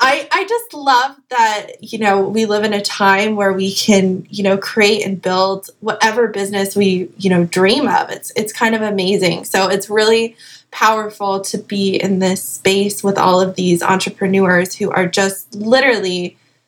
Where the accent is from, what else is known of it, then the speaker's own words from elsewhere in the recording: Salt Lake City, Utah, United States; moved away as an adult; also born or lived in Hawaii; now in Beverly Hills, United States; I'm originally from Salt Lake City, Utah